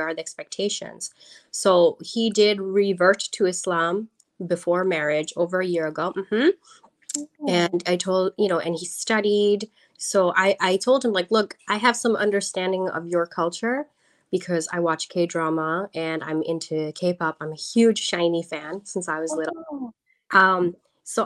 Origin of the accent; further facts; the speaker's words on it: New York, United States; also born or lived in Bangladesh; I am born in Bangladesh, but I am American. I moved to New York when I was about 1 year old. So I have lived here my whole life.